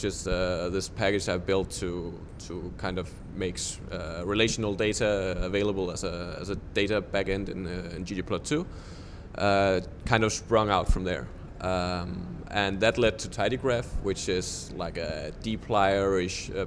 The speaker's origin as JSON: {"language": "English", "country": "Denmark", "said": "I'm from Denmark"}